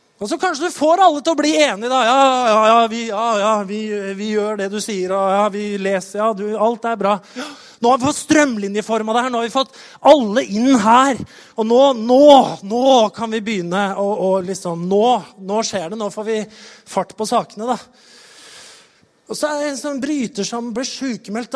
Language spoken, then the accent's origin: Norwegian; Norway; det vi liksom står på som nordmenn